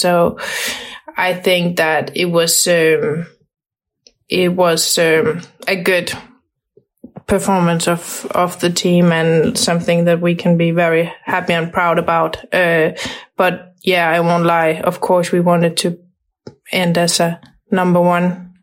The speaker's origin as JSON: {"language": "English", "town": "Brøndby", "region": "Capital Region of Denmark", "country": "Denmark", "moved": "yes", "said": "I grew up in in Brøndby, and um, that that feels like home"}